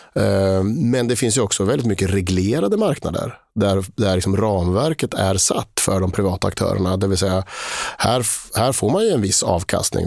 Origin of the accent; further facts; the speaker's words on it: Linköping, Östergötland, Sweden; also born or lived in Switzerland; jag är eh, född och uppvuxen i Linköping